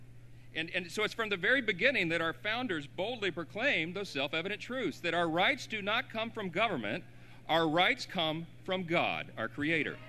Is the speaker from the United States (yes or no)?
yes; Louisiana, United States; That's my home state